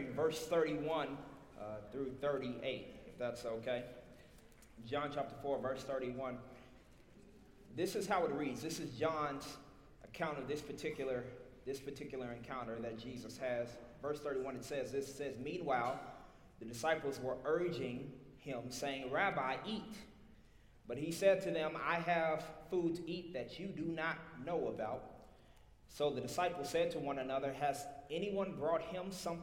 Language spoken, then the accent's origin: English; Little Rock, Arkansas, United States; accent: Southern; I'm from Little Rock, Arkansas, born and raised. I got a little South in my mouth